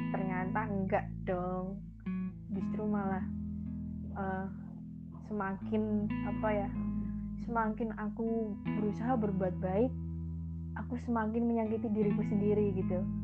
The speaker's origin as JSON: {"language": "Indonesian", "town": "Magelang", "region": "Central Java", "country": "Indonesia", "said": "Asli Magelang"}